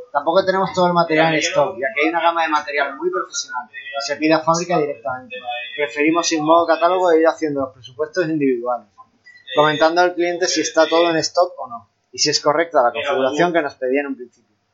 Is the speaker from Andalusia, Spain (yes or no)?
yes; Andalusia, Spain; accent: Andalusian (Almería); yo hablo almeriense andaluz